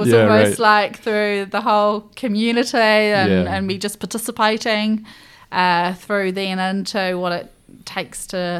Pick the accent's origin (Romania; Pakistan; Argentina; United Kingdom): United Kingdom; Scotland; also born or lived in England; that upbringing with mum and dad very much instilling that I was from Scotland but born in England rang true all the way to me choosing Scotland as my nation to compete for.